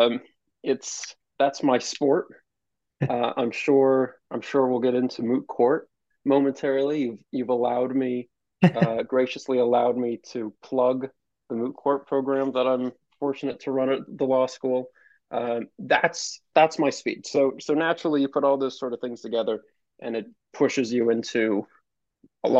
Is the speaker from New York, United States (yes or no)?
yes; Albany, New York, United States; I'm a somewhat Albany native. I grew up around Albany